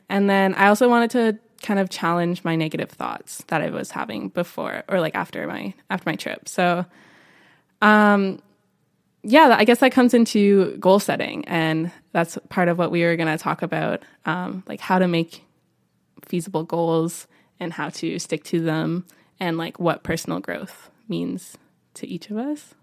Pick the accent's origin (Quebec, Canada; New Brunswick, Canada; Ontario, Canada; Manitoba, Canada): Ontario, Canada; Niagara Falls; moved away as an adult; also born or lived in Spain; now in Vancouver, Canada; I'm originally from Niagara Falls, Ontario, but came out here for school